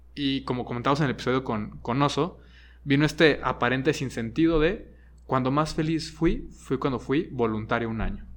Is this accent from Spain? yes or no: no; Guadalajara, Jalisco, Mexico; also born or lived in Monterrey / Mexico City; viví en Monterrey, viví en el DF, aunque soy de aquí de Guadalajara y ahora vivo en Guadalajara